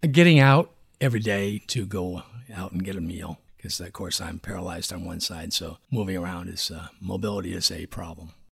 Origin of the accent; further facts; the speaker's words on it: Brattleboro, Vermont, United States; moved away; also born or lived in Boston, Massachusetts; I was born in Brattleboro, Vermont. I've lived down here most of the time.